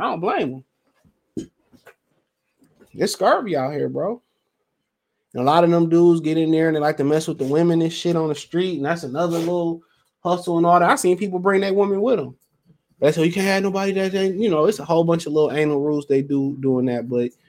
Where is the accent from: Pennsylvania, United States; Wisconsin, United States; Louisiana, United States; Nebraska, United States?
Nebraska, United States; I'm from Nebraska. Still can't get used to the cold.